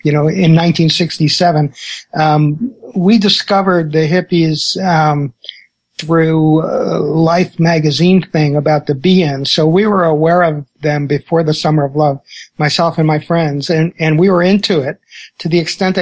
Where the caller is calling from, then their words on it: Mill Valley, California, United States; I'm at my home in Mill Valley, California.